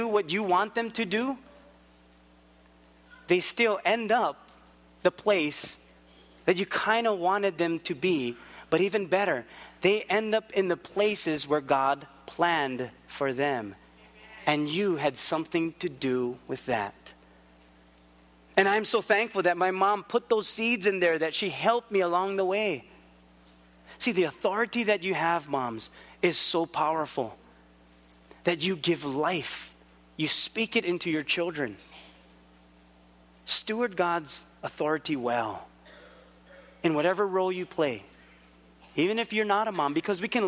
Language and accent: English; Philippines; also born or lived in Hawaii; I'm Filipino